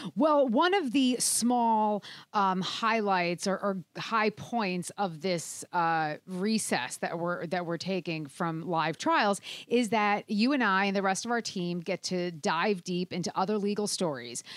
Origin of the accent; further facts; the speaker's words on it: New Jersey, United States; your home state of New Jersey, actually my home state too.